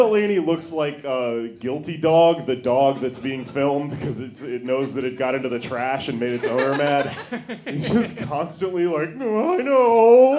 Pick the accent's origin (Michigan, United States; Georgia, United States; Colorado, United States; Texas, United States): Colorado, United States; Denver; There's a bumper sticker on my car that says that. I'm from Denver.